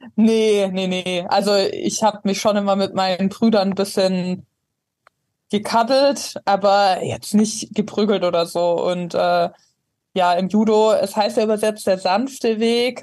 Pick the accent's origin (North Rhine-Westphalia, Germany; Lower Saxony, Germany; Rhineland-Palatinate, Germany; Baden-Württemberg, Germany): Baden-Württemberg, Germany; Ravensburg; moved away; Also ich komme ursprünglich aus Ravensburg, ist am Bodensee ganz unten.